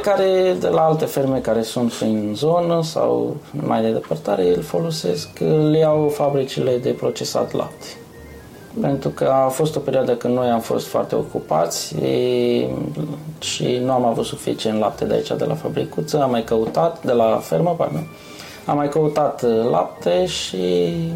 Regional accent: near Pitești, Argeș, Romania; moved away as an adult; now in Yorkshire, United Kingdom; în satul meu, unde, unde sunt de acolo, de lângă Pitești

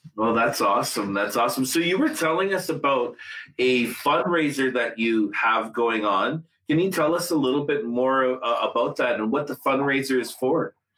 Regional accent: Gordon's First Nation, Saskatchewan, Canada; I'm actually from uh, Gordon's First Nation uh, in Saskatchewan

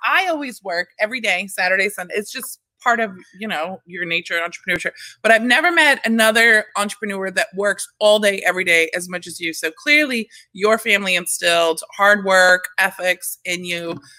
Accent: Staten Island, New York, United States; So I did the whole … I'm from Staten Island.

